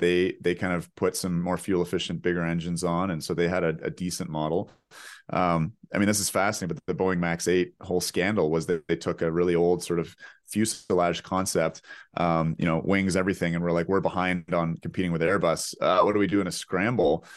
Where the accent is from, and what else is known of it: Canada